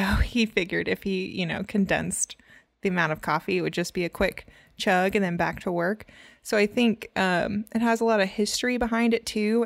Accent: Louisiana, United States; I'm from Louisiana

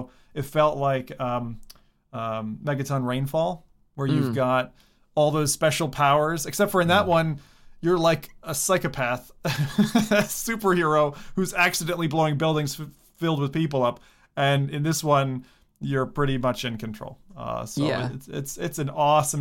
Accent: United States; also born or lived in Alaska

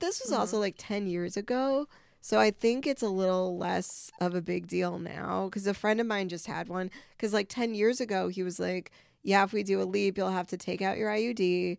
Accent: Vernon Hills, Illinois, United States; I'm from Vernon Hills.

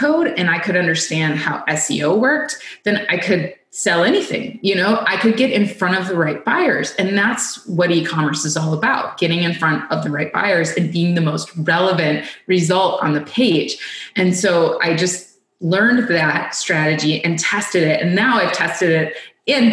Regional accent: United States; as an American

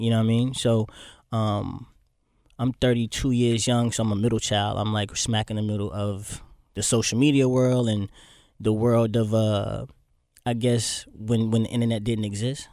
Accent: Florida, United States; moved away as an adult; also born or lived in Boynton Beach, Florida / Miami, Florida / Fort Lauderdale, Florida / Orlando, Florida; I was born in Boynton Beach, Florida, actually. Small city in Florida, but I lived all over Florida.

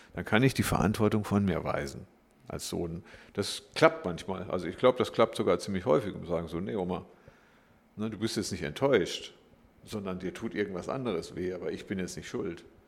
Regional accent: Glottertal, Baden-Württemberg, Germany; ich bin im Glottertal groß geworden, könnte man sagen. Ich komme aus dem Schwarzwald

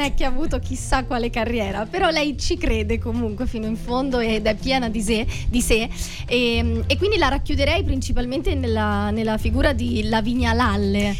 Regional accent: Perugia, Umbria, Italy; now in Rome, Italy; io in realtà vengo da, da Perugia

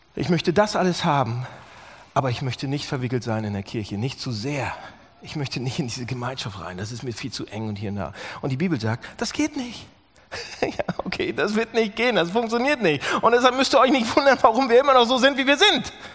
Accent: Germany

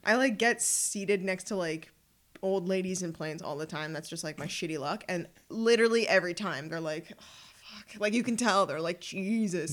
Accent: Ottawa, Ontario, Canada; also born or lived in Montreal; I was born in Montreal, but raised in Ottawa

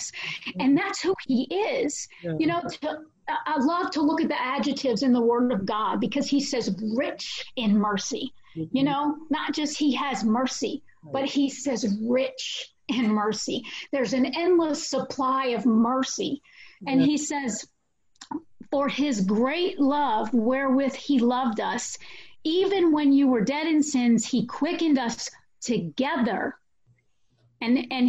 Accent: New Orleans, Louisiana, United States; I'm from New Orleans

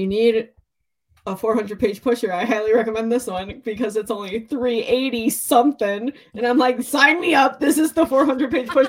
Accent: Michigan, United States; but we're from Michigan

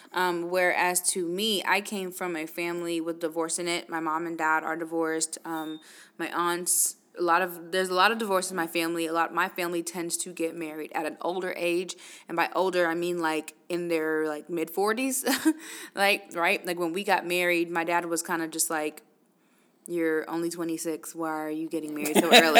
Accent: New York, United States; moved away; I'm originally from New York

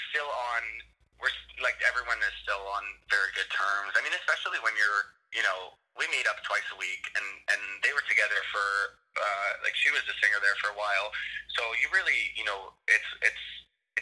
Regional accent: Toronto, Ontario, Canada; moved away; I'm from Toronto, Canada

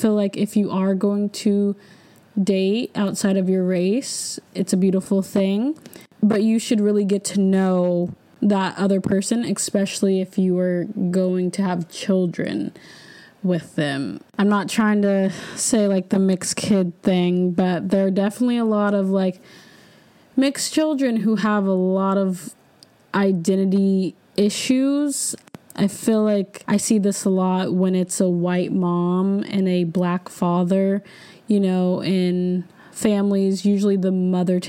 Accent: the Bay Area, California, United States; moved away as an adult; I'm not from San Diego. I'm from the Bay

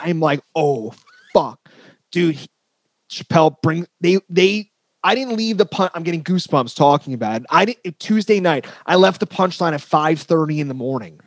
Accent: northern New Jersey, United States; I'm from New Jersey, northern. I'm from where they filmed The Sopranos.

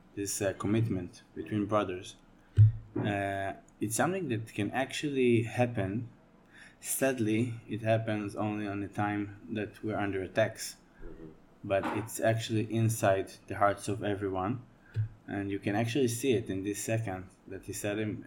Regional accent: Rehovot, Central District, Israel; to grow up in Israel as a Jewish kid

